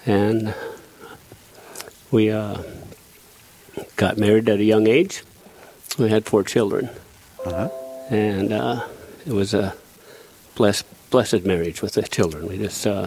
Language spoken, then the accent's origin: English; Powers Lake, North Dakota, United States; I was raised on a ranch east of Powers Lake, about 6 miles.